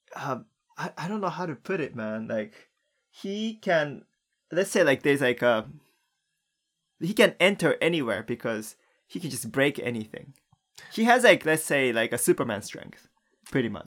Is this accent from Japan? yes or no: yes; Japan; growing up in Japan